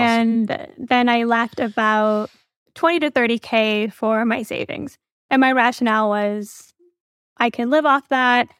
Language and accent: English; Midwest, United States; my parents are Indian. I grew up in the Midwest